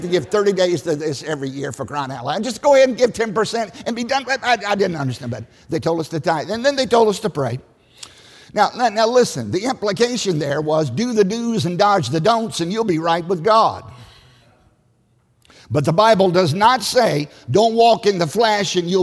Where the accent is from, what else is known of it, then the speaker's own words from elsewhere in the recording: Southside, Virginia, United States; I grew up in Southside, Virginia, on a tobacco farm in a liberal church.